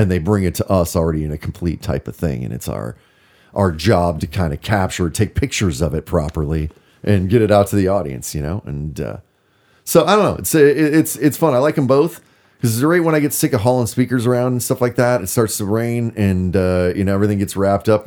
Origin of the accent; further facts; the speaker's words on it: Minnesota, United States; moved away as an adult; also born or lived in Bend, Oregon; now in Portland, United States; I grew up in Minnesota.